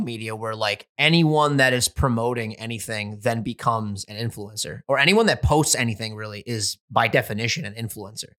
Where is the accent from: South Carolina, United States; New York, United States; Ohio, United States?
New York, United States; We're from New York, just like Gary V.